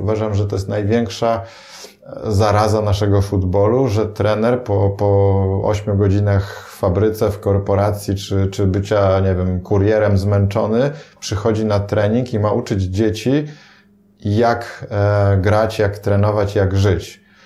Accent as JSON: {"language": "Polish", "country": "Poland", "said": "nam, Polakom"}